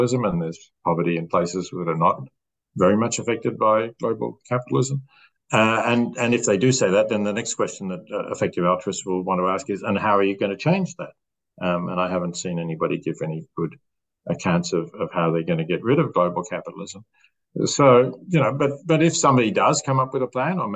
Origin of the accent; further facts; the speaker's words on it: Australia; As an Australian